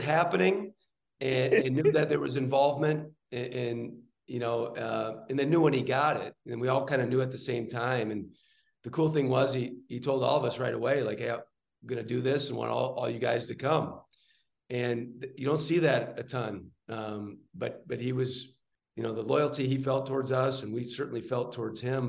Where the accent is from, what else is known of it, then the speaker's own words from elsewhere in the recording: Midwest, United States; growing up in the Midwest